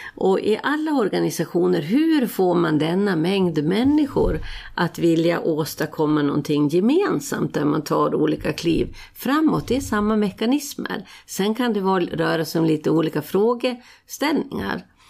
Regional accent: Falun, Dalarna County, Sweden; jag gick på Falu läroverk eh, där det var oerhört politiskt aktivt. Det här var ju liksom i mitten av 60-talet

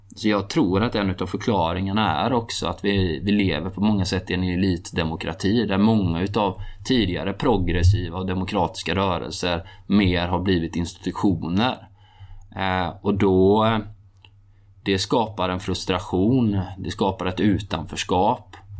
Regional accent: Halland County, Sweden; jag är uppvuxen i norra Halland

